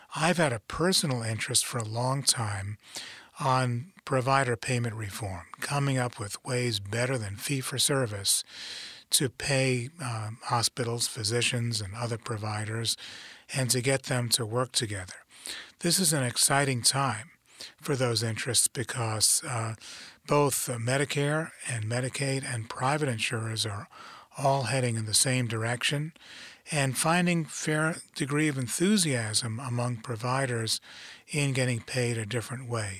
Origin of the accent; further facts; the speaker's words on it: New York City, New York, United States; moved away as an adult; I grew up in New York City. uh, grew up in the Bronx